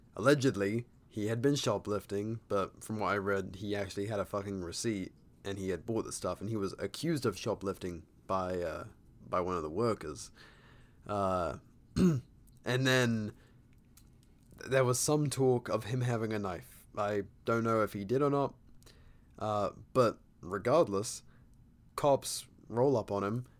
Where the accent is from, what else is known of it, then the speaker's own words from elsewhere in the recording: United Kingdom; as a Brit